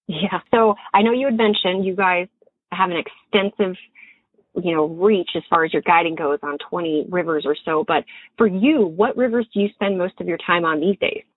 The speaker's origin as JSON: {"language": "English", "region": "Montana", "country": "United States", "tie": "born or raised there", "said": "I admittedly am born and raised in Montana"}